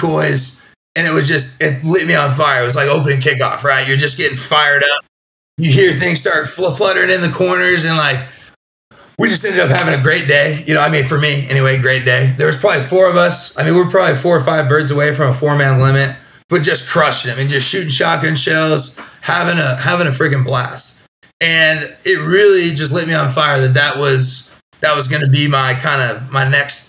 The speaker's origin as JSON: {"language": "English", "town": "Chico", "region": "California", "country": "United States", "tie": "born or raised there", "said": "I'm from Northern California, a small town called Chico, California. Grew up there."}